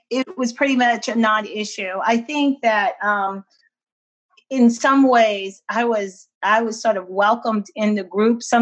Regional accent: Washington, District of Columbia, United States; is in this area growing up in the Washington D.C. area, um, there's not a lot of a Portuguese uh, influence or culture

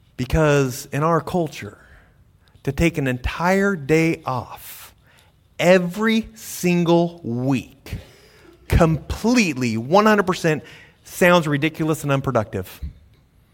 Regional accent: United States; we're American

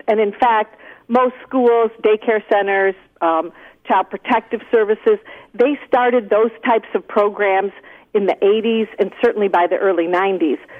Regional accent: Toledo, Ohio, United States; Toledo, Ohio, my hometown

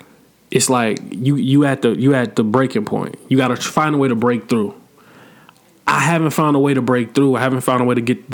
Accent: Atlanta, Georgia, United States; It's not like I live in Atlanta. I've been born and raised in Atlanta, bro.

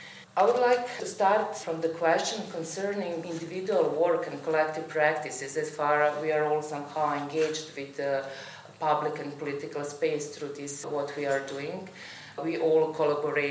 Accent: Belgrade, Serbia; now in Vienna, Austria; I'm coming from Belgrade. I work in Vienna at the Academy of Fine Arts

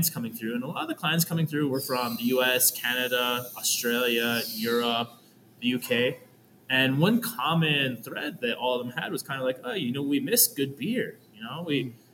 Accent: United States; moved away as an adult; also born or lived in Oregon; now in Quito, Ecuador; I'm fairly American from the U.S.

